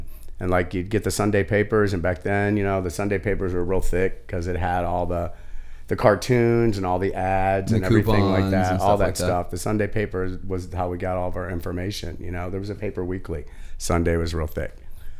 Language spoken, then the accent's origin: English; St. Louis, Missouri, United States; moved away as an adult; also born or lived in Santa Cruz, California; I'm a gay man, right? Came out really, really early. And growing up in South St. Louis